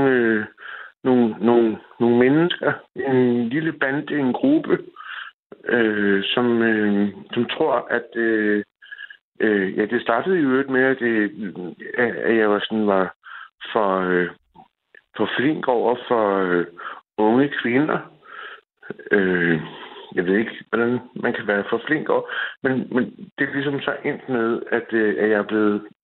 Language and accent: Danish; Copenhagen, Capital Region of Denmark, Denmark; moved away as an adult; also born or lived in a small town in South Jutland; now in South Jutland, Denmark; jeg kommer fra København, og jeg har det her sprog. Jeg taler på den her måde, som jeg nu gør.